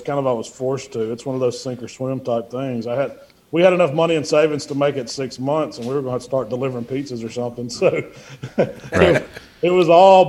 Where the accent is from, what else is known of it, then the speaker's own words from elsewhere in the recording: Memphis, Tennessee, United States; We came from the Memphis area, which we always cooked pork.